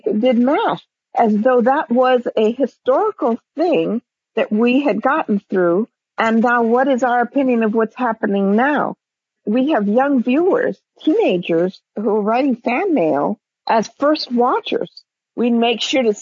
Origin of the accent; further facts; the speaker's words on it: Hawaii, United States; I am Hawaiian